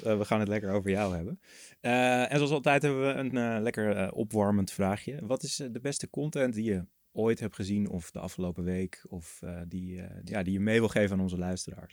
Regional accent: Netherlands; je als Nederlander

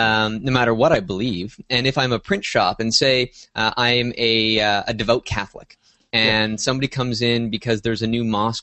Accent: Canada; Well, as a Canadian, I think the laws are a little bit different.

